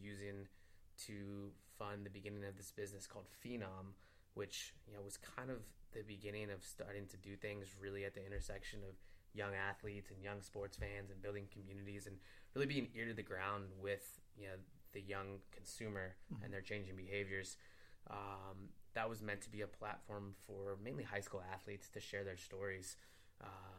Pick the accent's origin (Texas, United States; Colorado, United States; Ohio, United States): Ohio, United States; Cleveland; moved away as an adult; me being the proud Clevelander that I am